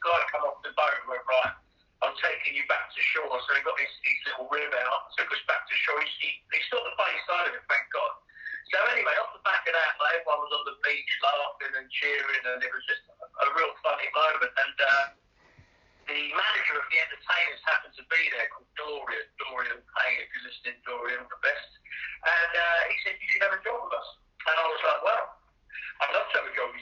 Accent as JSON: {"language": "English", "town": "Brighton", "region": "South East England", "country": "United Kingdom", "tie": "born or raised there", "also_born_or_lived": "London / Dubai / Barcelona", "moved": "as an adult", "lives_now": "Ibiza, Spain", "said": "Brighton, that's my hometown."}